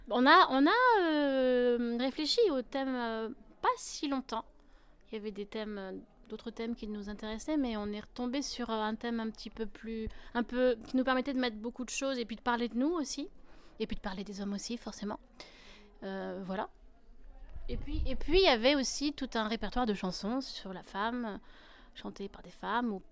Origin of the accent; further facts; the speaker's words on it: Avignon, Provence-Alpes-Côte d'Azur, France; also born or lived in Arles; moi, j'ai grandi dans le sud, à, dans le sud à Arles et puis à Avignon.